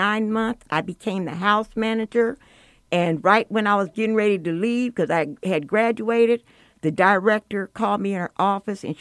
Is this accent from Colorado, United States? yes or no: yes; Denver, Colorado, United States; I grew up in Denver, Colorado.